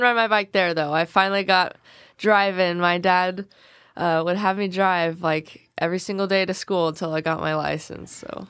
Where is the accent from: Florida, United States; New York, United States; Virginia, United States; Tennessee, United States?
Tennessee, United States; Selmer; I was born in Salem. I've grown up, uh, here my whole life